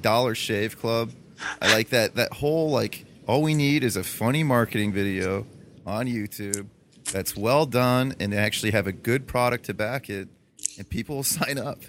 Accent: Toledo, Ohio, United States; I'm from Toledo, Ohio, which is still very much so blue collar

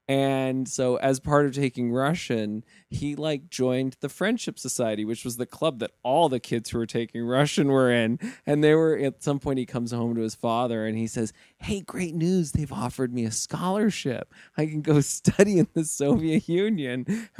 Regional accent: Saudi Arabia; born there; You know, I was born in Saudi, and then, you know, just moved around the world a lot.

